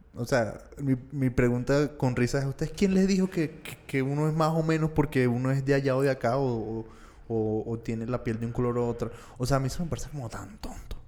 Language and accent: Spanish; Venezuela; yo que soy venezolano